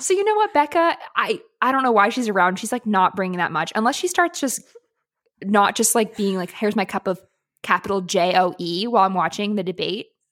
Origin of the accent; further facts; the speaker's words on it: Seattle, Washington, United States; I'm, I'm from Seattle